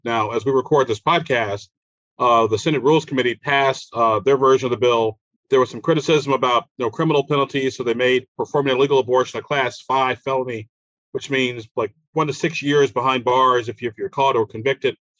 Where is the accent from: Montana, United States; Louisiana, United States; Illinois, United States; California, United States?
Illinois, United States; Chicago; moved away as an adult; also born or lived in Alabama / Germany; now in Indianapolis, United States; grew up in Chicago, even though I was born in uh, Alabama